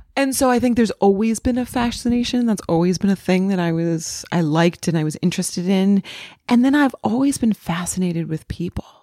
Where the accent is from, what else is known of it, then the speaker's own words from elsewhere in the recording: New England, United States; now in Los Angeles, United States; I grew up in New England.